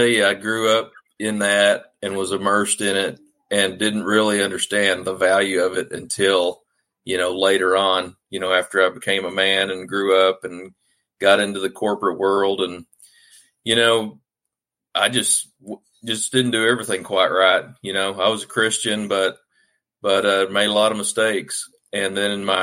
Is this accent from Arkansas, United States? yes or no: yes; Arkansas, United States; I'm a mostly native guy from Arkansas. My dad was in the Navy and we moved back to Arkansas where mom and dad are from when I was about seven